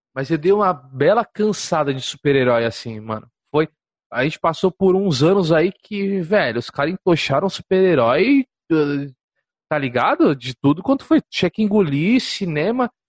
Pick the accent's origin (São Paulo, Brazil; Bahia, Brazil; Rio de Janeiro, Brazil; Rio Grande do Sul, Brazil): São Paulo, Brazil; Santos; Eu sou de Santos